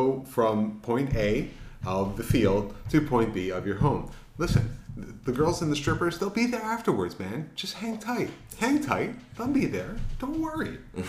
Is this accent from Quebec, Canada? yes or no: yes; Montreal, Quebec, Canada; growing up in Montreal, Canada. So we grew up with a lot of great greats playing the game.